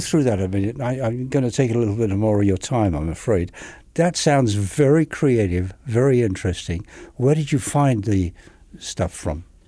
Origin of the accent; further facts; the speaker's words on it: England, United Kingdom; moved away; I'm from England